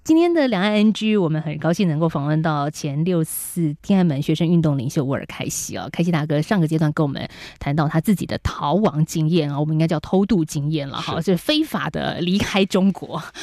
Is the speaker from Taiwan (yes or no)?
yes; Taiwan; 台湾的我们